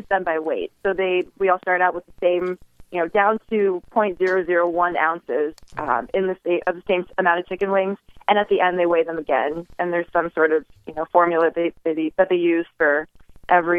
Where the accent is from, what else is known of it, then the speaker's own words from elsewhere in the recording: New York, United States; now in Las Vegas, United States; I'm originally from New York